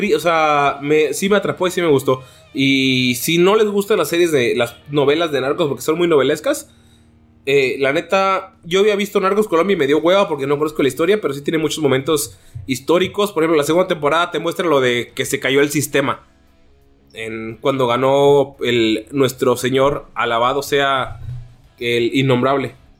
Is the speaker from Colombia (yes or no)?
no; Mexico; como mexicano